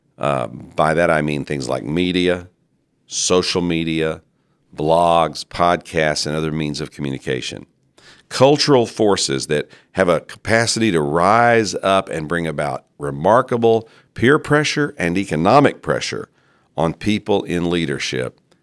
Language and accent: English; United States; In the American church